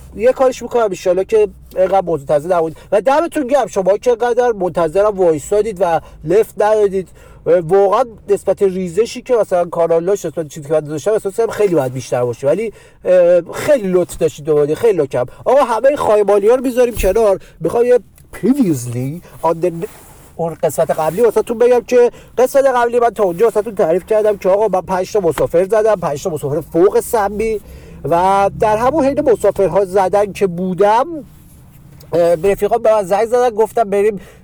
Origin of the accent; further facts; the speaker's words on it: Tehran, Tehran Province, Iran; بچه پایین شهر